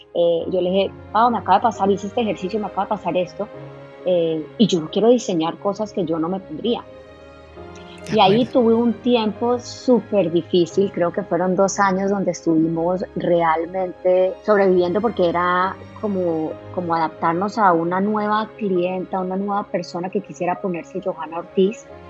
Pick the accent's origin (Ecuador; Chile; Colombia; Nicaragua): Colombia; somos colombianos